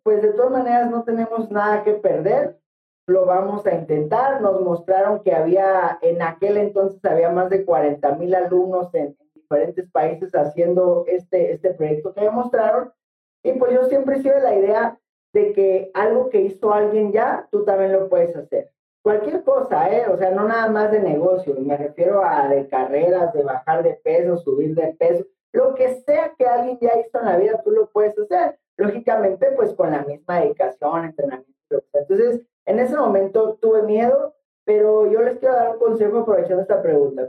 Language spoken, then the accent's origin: Spanish; Baja California, Mexico; moved away as an adult; now in Querétaro, Mexico; yo soy originario de Guanabaja, California. Eh, actualmente llevamos ocho años radicando ya en Querétaro, México